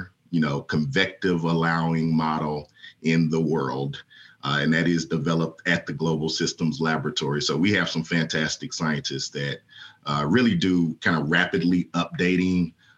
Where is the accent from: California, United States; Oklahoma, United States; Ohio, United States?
Oklahoma, United States; Tulsa; moved away as an adult; growing up in Oklahoma